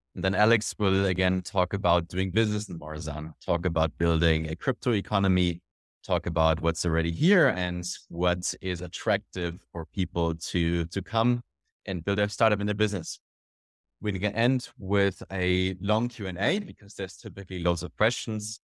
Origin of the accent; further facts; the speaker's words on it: Germany; my background is an entrepreneur, I'm from Germany